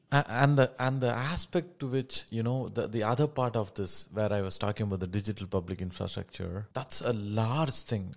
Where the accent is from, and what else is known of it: South India, India; first language Tamil; English is a second language